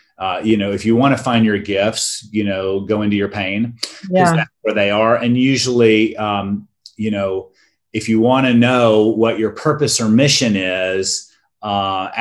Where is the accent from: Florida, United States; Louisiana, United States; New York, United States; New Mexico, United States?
Florida, United States; North; now in Northern California, United States; I grew up canoeing on North Florida rivers and spending half my time down at the beach in the summer at our beach cottage